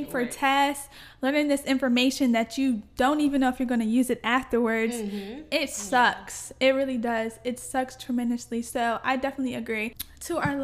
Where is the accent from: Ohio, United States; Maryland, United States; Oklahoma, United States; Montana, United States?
Maryland, United States; moved away as an adult; now in Reading, United States; I came from Maryland